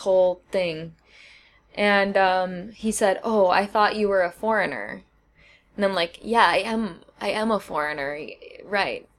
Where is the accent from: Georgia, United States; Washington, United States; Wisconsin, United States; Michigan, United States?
Wisconsin, United States; I'm from Wisconsin